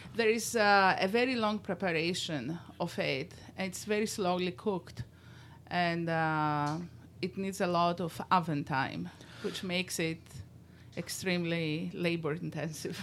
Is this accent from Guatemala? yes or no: no; Greece; moved away as an adult; now in Rochester, United States; I was born in Greece